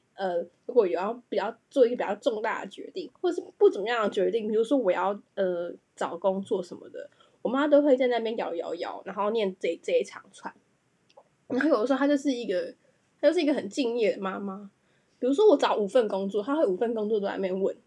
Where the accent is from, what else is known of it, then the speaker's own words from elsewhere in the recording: Taiwan; 我要来讲一下身为台湾人非常困扰的事情